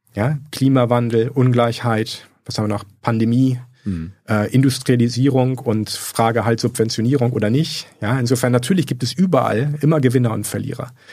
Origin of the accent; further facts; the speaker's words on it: Bremen, Germany; moved away; also born or lived in Göttingen; Ich komme aus Bremen